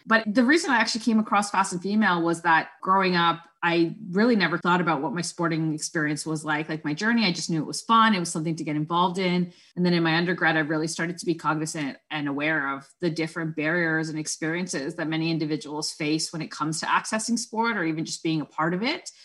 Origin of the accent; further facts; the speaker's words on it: Toronto, Ontario, Canada; first language Spanish; English is a second language; I was born and raised in Scarborough, which is a borough of Toronto in Ontario